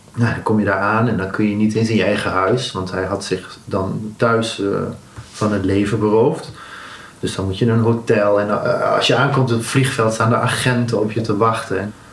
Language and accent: Dutch; Netherlands; ik een Nederlander was